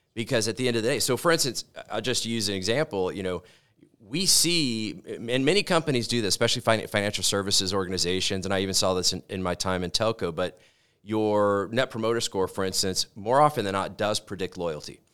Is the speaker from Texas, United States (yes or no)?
yes; Corpus Christi, Texas, United States; moved away as an adult; now in Colorado, United States; I grew up in Corpus Christi, Texas, on the Gulf Coast